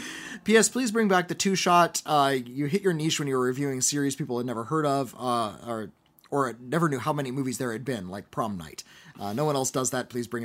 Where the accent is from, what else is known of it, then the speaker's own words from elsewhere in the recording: White Rock, British Columbia, Canada; I'm from White Rock, British Columbia, Canada.